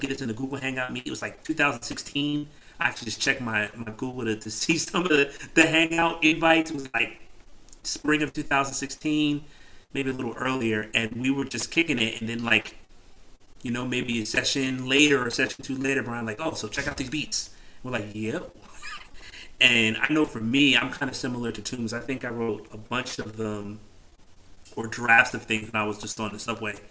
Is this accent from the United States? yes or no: yes; New Jersey, United States; now in New York City, United States; I'm originally from Jersey, but I'd been here at that point for like 15 years